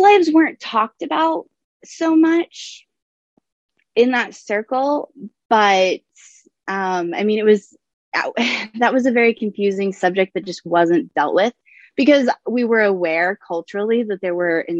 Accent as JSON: {"language": "English", "region": "the South", "country": "United States", "said": "I am from the South"}